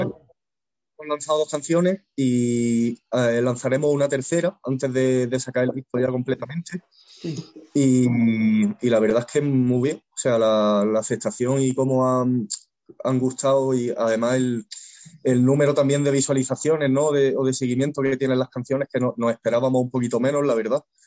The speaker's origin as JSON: {"language": "Spanish", "town": "Güevéjar", "region": "Andalusia", "country": "Spain", "tie": "born or raised there", "also_born_or_lived": "Granada", "said": "yo nací en Granada, capital, pero luego nos mudamos a un pueblecito pequeño"}